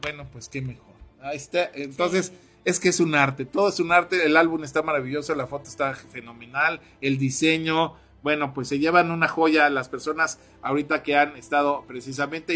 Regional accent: Ciudad del Carmen, Campeche, Mexico; nuestros queridísimos paisanos ahí en Ciudad del Carmen, de donde yo soy, soy Carmelita

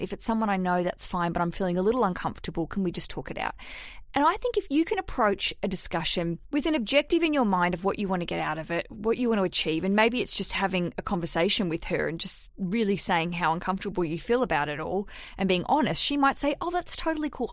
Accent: Australia; moved away as an adult; now in London, United Kingdom; I'm Australian

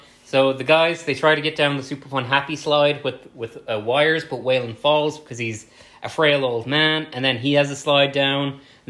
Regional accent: Ireland; we're both Irish.

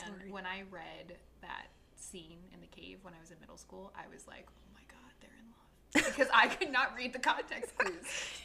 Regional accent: Portland, Oregon, United States; born or raised there; moved away as an adult

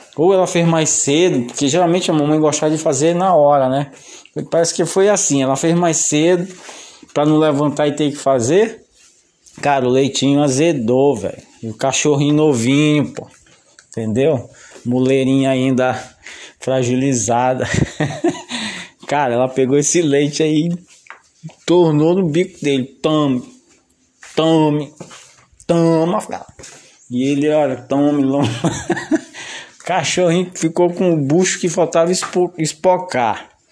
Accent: São José de Ribamar, Maranhão, Brazil; a gente foi crescendo lá em São José de Ribamar

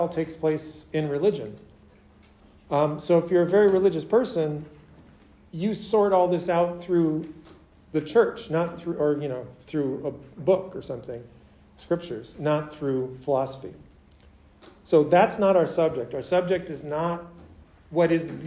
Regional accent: Minneapolis, Minnesota, United States; moved away; I didn't grow up in rural Minnesota. I grew up in Minneapolis, which is like a big city of the Midwest

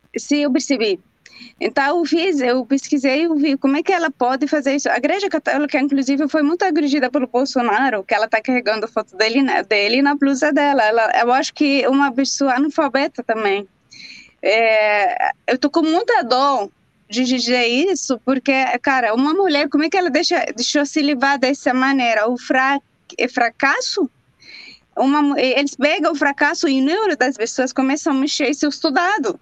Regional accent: Jerusalem, Palestine; now in Brazil; lá em Jerusalém, também onde eu nasci

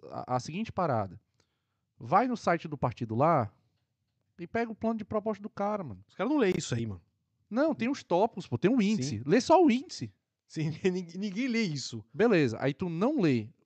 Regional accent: Ceará, Brazil; Eu conheço, de perto, tô, sou do Ceará.

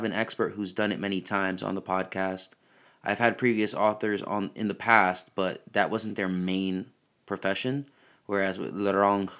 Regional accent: United States; accent: American; my American accent

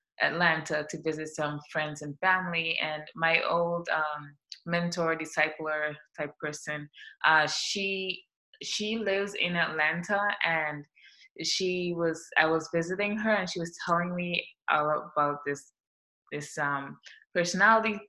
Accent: St. Vincent & Grenadines; moved away as an adult; now in United States; I'm from the Caribbean. I'm from St. Vincent and the Grenadines. It's a small island in the South Caribbean, and I came to the U.S. when I was 19.

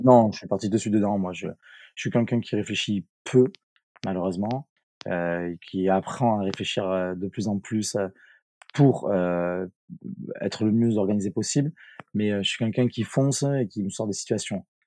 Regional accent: Bordeaux, Nouvelle-Aquitaine, France; je vais rentrer dans mon pays d'origine. Et je suis rentré à, à Bordeaux

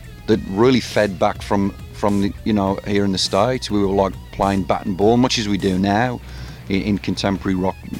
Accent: Birmingham, West Midlands, United Kingdom; Birmingham, my hometown in England

